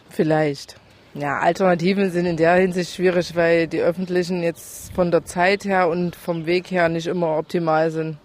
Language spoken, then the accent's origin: German; Leipzig, Saxony, Germany; moved away as an adult; also born or lived in Berlin; ich komme tatsächlich aus dieser schönen Stadt